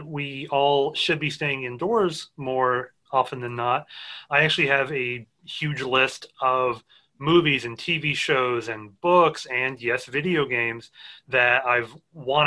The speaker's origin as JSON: {"language": "English", "region": "Georgia", "country": "United States", "tie": "born or raised there", "said": "I grew up in Georgia, so I went to the Medical College of Georgia for med school"}